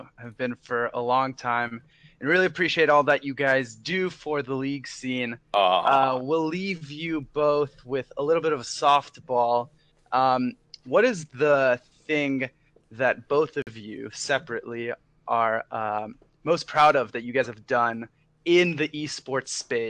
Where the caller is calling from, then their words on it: Los Angeles, California, United States; Oh, I'm calling from probably within 2 miles of the two of you here in beautiful Los Angeles, California.